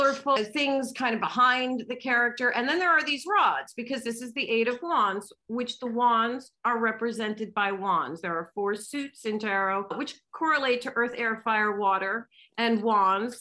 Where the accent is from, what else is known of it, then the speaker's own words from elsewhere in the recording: United States; I'm American